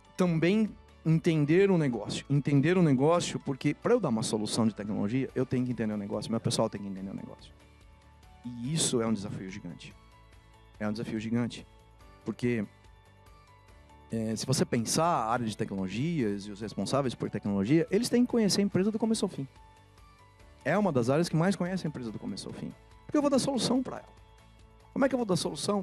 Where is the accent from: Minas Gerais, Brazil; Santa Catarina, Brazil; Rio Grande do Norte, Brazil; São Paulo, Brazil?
São Paulo, Brazil; Rio Claro; moved away as an adult; now in Campinas, Brazil; vim de Rio Claro, uma cidade aqui no interior de São Paulo. E minha vida na infância ela foi muito misturada entre a cidade onde meus pais estavam e onde eu fui crescendo